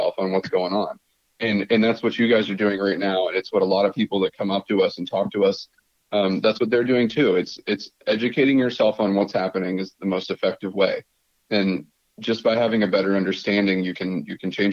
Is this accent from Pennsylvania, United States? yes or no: yes; Pittsburgh, Pennsylvania, United States; moved away as an adult; I grew up in Pittsburgh and went to school there